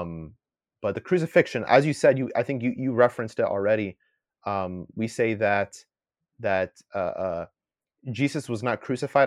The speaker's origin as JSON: {"language": "English", "country": "United States", "tie": "born or raised there", "first_language": "English", "said": "I'm born here in the, in the U S, my first language is English"}